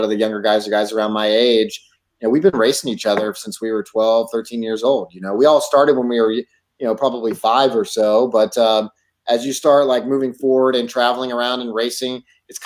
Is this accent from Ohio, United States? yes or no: no; Texas, United States; also born or lived in California; I grew up in Texas. We moved to Texas when I turned seven